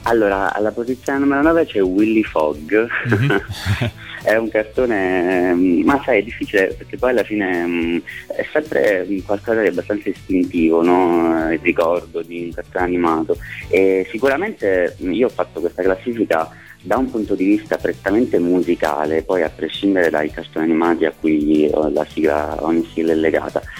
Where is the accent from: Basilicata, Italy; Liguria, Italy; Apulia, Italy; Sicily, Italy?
Basilicata, Italy; moved away as an adult; now in Rome, Italy; io sono Lucano, sono della Basilicata ma vivo a Roma da 10 12 anni ormai